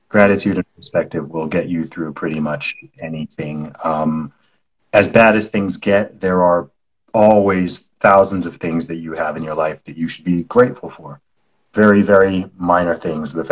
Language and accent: English; Saudi Arabia; also born or lived in United Kingdom; I was born in the UK. I'm British by nationality. I know I don't sound it. That's because I grew up in the Middle East in Saudi Arabia.